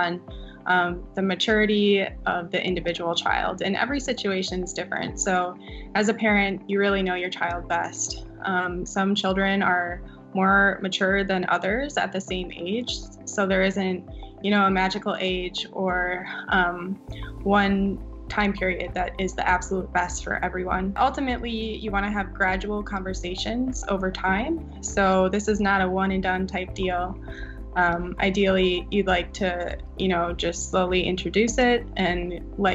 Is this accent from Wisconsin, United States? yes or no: yes; Eau Claire, Wisconsin, United States; moved away; I grew up in Eau Claire, Wisconsin, and that's where I went to undergrad as well.